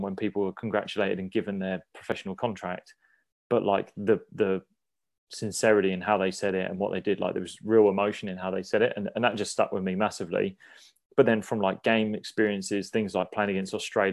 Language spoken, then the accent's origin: English; Sussex, South East England, United Kingdom; I was a homegrown player. I came from the countryside of Sussex and I wanted to play for Sussex.